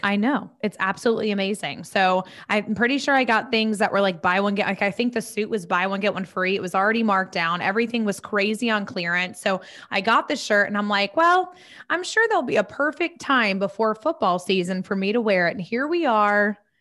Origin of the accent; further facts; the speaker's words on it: Charlotte, North Carolina, United States; we are both from Charlotte